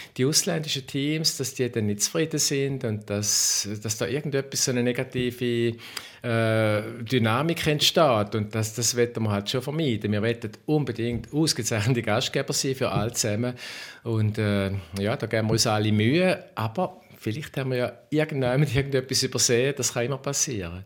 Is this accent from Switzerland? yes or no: yes; Schaffhausen, Switzerland; weil ich bin auch Schaffhauser